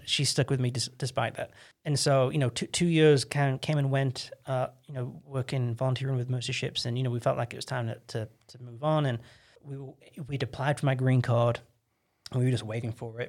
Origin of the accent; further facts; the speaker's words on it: England, United Kingdom; moved away as an adult; now in United States; I'm this English kid